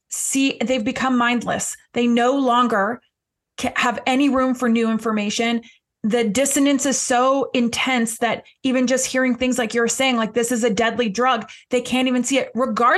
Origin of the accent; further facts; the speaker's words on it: Canada; I'm Canadian